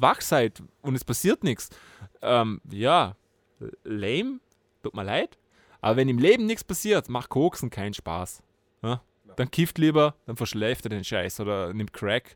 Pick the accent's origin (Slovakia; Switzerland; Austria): Austria; bei uns in Österreich